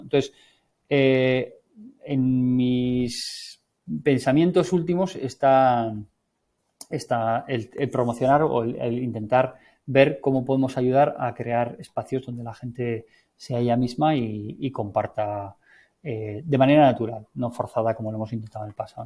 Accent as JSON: {"language": "Spanish", "region": "Navarre", "country": "Spain", "said": "soy navarro"}